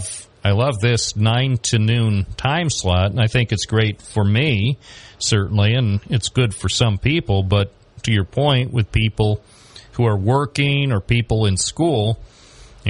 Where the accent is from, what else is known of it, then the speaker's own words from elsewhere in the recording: Binghamton area, New York, United States; This is where I was born. And I've worked here for a while.